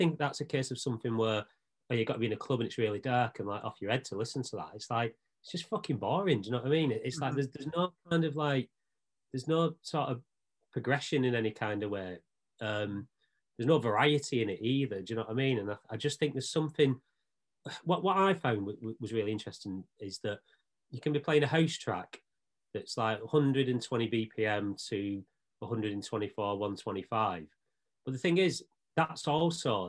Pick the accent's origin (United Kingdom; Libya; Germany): United Kingdom; Bolton, North West England; growing up in Bolton